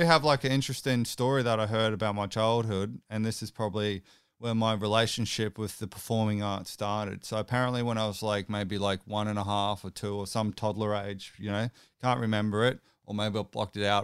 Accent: Brisbane, Queensland, Australia; I'm actually from Brisbane

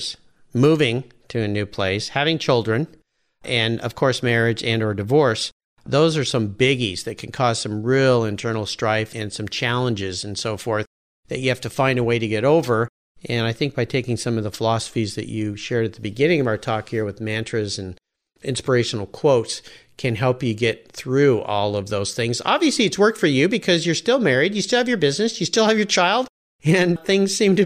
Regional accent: Southern California, United States; now in Pacific Northwest, United States; growing up in Southern California

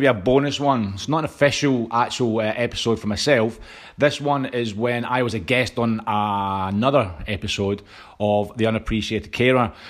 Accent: Scotland, United Kingdom; I'm Scottish

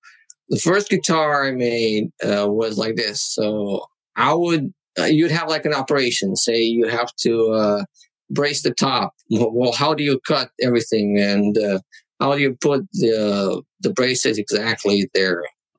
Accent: Targoviste, Dâmbovița County, Romania; English is a second language; now in China; There's this little town called Tugovice, associated with Dracula.

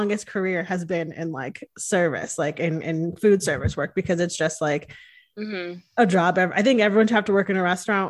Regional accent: Connecticut, United States; I grew up in Connecticut

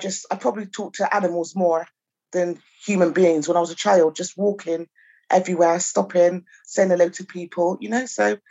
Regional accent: Chippenham, South West England, United Kingdom; also born or lived in Bath; I was born in Bath and I grew up in Chippenham.

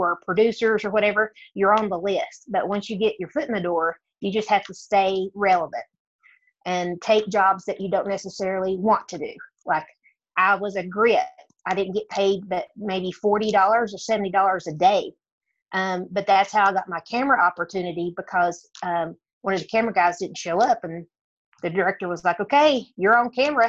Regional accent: near Dollywood, Tennessee, United States; accent: country; as you can tell by my accent, I grew up in the state of Tennessee near Dollywood

